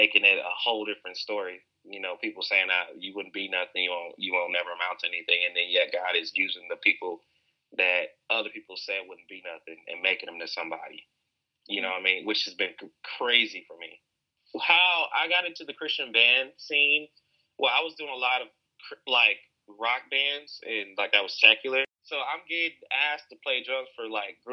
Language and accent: English; Alton, Illinois, United States; I was born in Alton, Illinois, and Alton is a very historical town